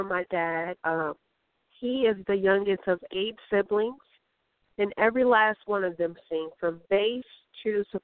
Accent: Chicago, Illinois, United States; now in Los Angeles, United States; I am in my hometown, Chicago.

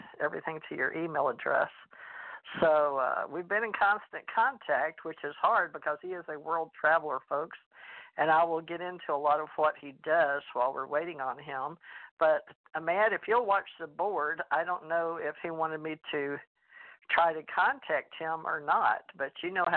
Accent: Houston, Texas, United States; also born or lived in Louisiana; I was born in Louisiana, raised in Houston

